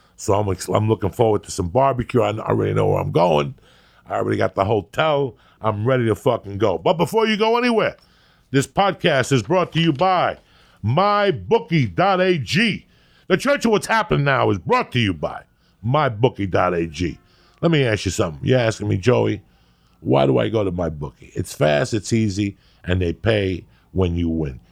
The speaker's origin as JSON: {"language": "English", "region": "New Jersey", "country": "United States", "tie": "born or raised there", "said": "I was raised in Jersey"}